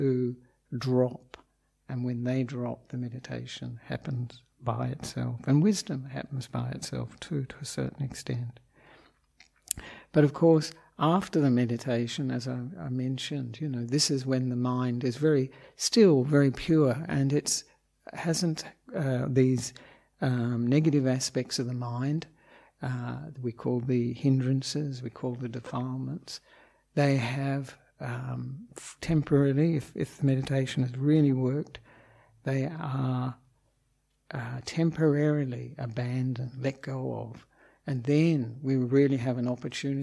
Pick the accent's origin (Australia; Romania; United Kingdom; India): Australia; moved away as an adult; also born or lived in Victoria, Australia / Western Australia; now in Sri Lanka; I am an Australian monk